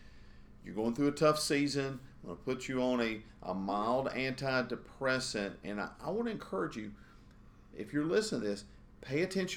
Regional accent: Gaston County, North Carolina, United States; I grew up here in Gaston County, Char

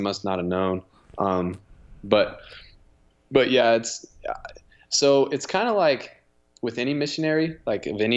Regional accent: Logan, Utah, United States; I'm from Logan, Utah, all the way out in Utah, Rocky Mountains

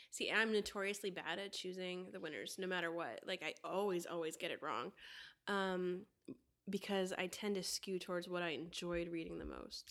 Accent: Florida, United States; I grew up in Florida

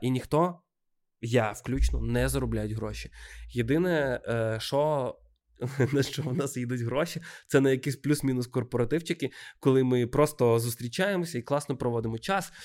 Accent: Odesa, Odesa Oblast, Ukraine; moved away as an adult; now in Kyiv, Ukraine; я одесит

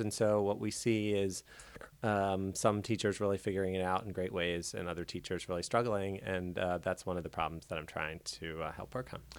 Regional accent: Baltimore, Maryland, United States; I grew up in Baltimore

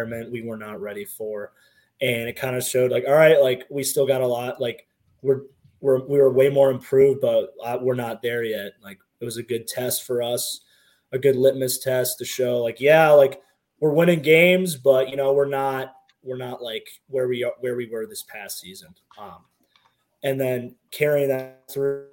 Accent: Columbus, Ohio, United States; moved away; Growing up in Columbus, like my grandma worked for the university

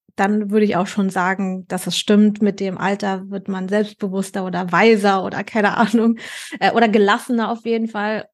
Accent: Berlin, Germany; moved away as an adult; now in Cologne, Germany; Ich bin ja Berlinerin gebürtig

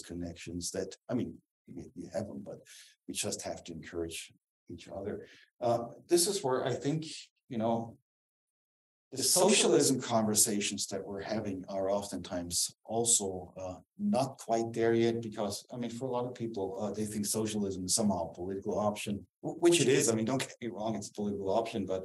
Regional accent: Southern Germany, Germany; English is a second language; moved away as an adult; also born or lived in Dallas, Texas; I'm from the South. I'm from the South in Germany

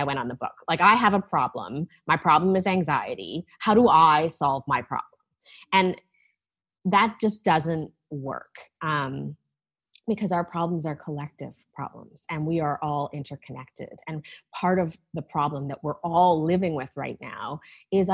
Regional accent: Vancouver, British Columbia, Canada; moved away as an adult; also born or lived in Toronto; now in Vancouver, Canada; I grew up on the West Coast

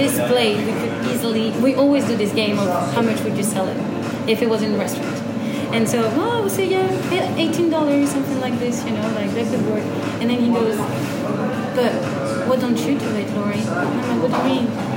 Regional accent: Gers, Occitania, France; moved away as an adult; also born or lived in Agen / Birmingham / Switzerland / United States; I'm from the département Gers. I was born in Agen

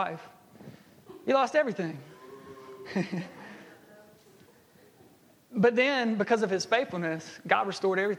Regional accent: Jackson, Alabama, United States; I grew up in Jackson, Alabama

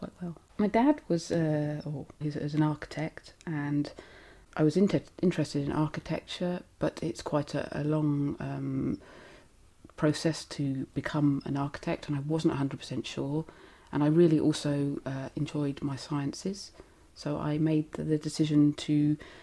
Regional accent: Southampton, South East England, United Kingdom; I was born in Southampton in Hampshire. I went to a little primary school, Botley Primary School, and then on to comprehensive, Wildon, and then sixth form college, all in Hampshire.

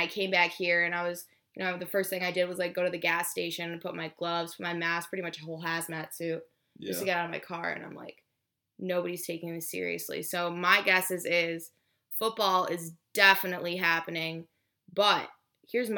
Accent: Macomb, Michigan, United States; moved away as an adult; now in Tuscaloosa, United States; I'm actually from Detroit, Michigan. Well, Macomb, Michigan for the people that know

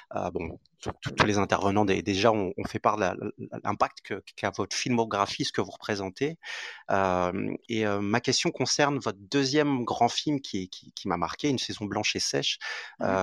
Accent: French Guiana; je suis originaire de la Guyane.

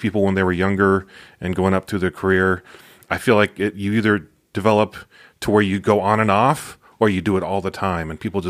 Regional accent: Chino, California, United States; Grew up in Chino, California. It's in the Inland Valley.

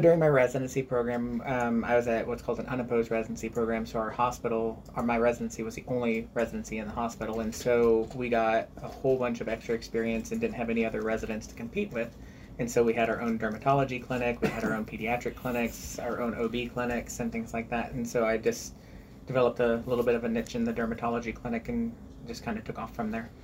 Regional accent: Lebanon, Missouri, United States; I actually grew up in Lebanon

